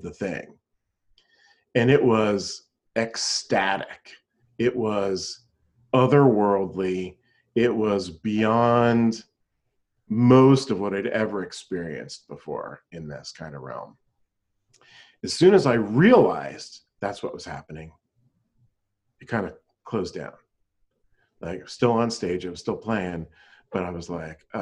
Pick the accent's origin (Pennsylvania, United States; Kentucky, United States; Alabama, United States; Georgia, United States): Pennsylvania, United States; moved away; I was playing in a band back in my hometown in Pennsylvania